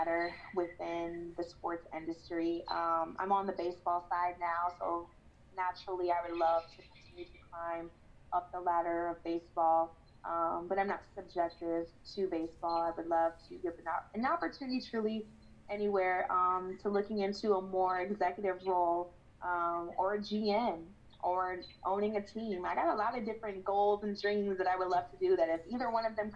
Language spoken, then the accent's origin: English; Kansas City, United States; I'm working for my hometown teams